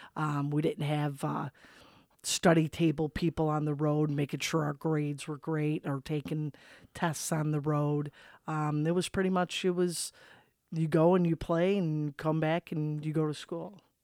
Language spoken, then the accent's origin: English; Chicago, Illinois, United States; grew up, uh, southeast side of Chicago